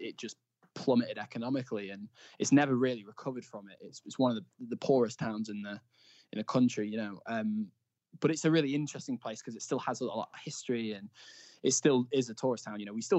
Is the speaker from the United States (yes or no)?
no; Blackpool, North West England, United Kingdom; But yeah, so I'm from Blackpool, and we which is kind of a, it was the sort of vacation capital of the country